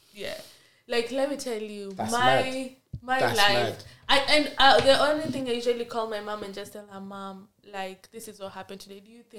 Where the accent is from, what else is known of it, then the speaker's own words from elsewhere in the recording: Kenya; moved away; In Kenya, my dad used to drop me